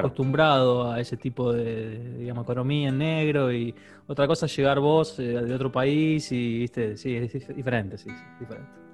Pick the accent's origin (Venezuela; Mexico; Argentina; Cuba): Argentina